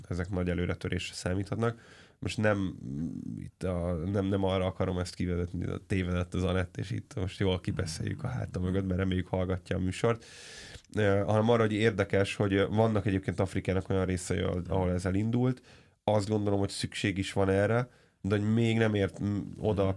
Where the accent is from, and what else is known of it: Hungary